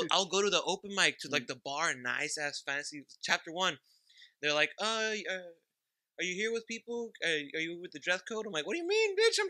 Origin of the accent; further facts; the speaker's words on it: Mexico; also born or lived in Santa Ana, California; now in Fullerton, United States; born in Mexico. I crossed over, lived in Santa Ana for a bit, and I live in Fullerton.